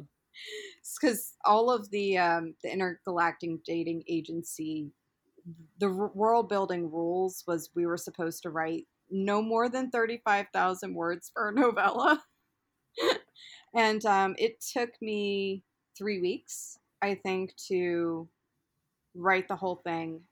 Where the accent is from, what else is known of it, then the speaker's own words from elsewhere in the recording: Baltimore, Maryland, United States; moved away as an adult; I'm originally from Baltimore, and I ended up relocating up here due to relationship also